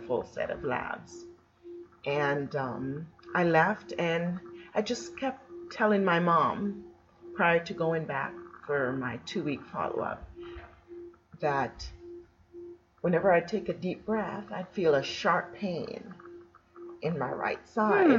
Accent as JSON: {"language": "English", "country": "Jamaica", "tie": "born or raised there", "moved": "yes", "said": "I was born in Jamaica"}